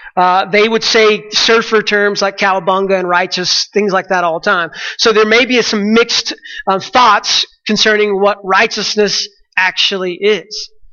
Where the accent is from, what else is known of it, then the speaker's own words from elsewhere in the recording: Texas, United States; I'm from Texas